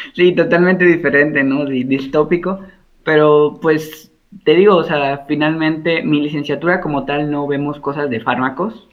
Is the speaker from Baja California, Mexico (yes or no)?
no; Veracruz, Mexico; moved away as an adult; also born or lived in Mexico City; Yo soy veracruzano, soy jarocho y egresado orgullosamente de la Universidad Veracruzana